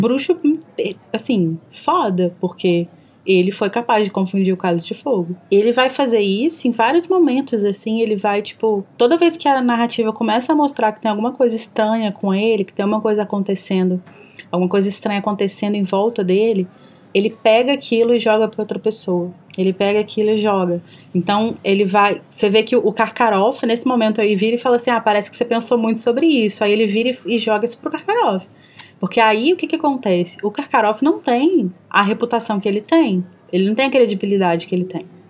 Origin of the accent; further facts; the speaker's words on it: Minas Gerais, Brazil; accent: mineiro; eu falo com sotaque mineiro super carregado